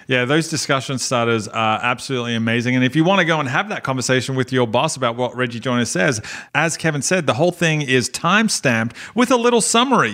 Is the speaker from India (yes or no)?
no; Melbourne, Victoria, Australia; also born or lived in Carlton, Victoria; I was born in Carlton. Okay. And grew up in Collingwood.